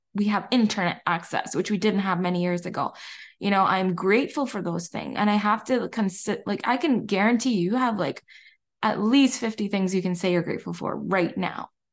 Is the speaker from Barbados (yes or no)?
yes; Barbados; I'm from Barbados